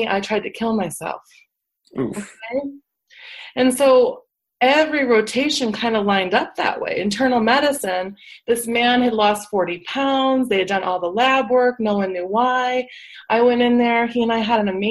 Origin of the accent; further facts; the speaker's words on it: Schaumburg, Illinois, United States; moved away as an adult; also born or lived in Atlanta, Georgia / Los Angeles, California; now in California, United States; I grew up in the Midwest. I'm from Schaumburg, Illinois.